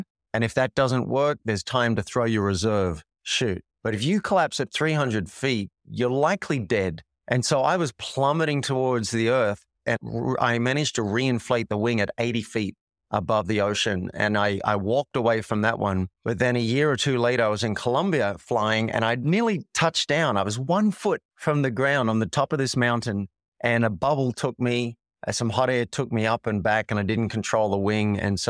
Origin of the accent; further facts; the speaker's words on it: Sydney, New South Wales, Australia; moved away as an adult; also born or lived in New York; now in Boulder, United States; I'm from Sydney, Australia.